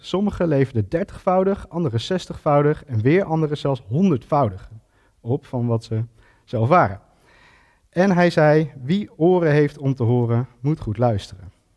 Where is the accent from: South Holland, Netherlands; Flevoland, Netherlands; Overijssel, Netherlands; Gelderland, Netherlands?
Gelderland, Netherlands; Ede; En ik ben geboren en getogen Edenaar.